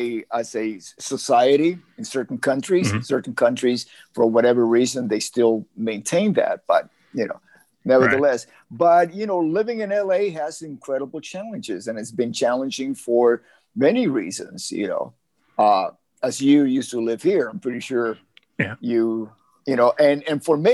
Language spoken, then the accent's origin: English; Havana, Cuba; now in Los Angeles, United States; I was born physically in Havana, Cuba, but I was really born as the person that I am today here in Los Angeles.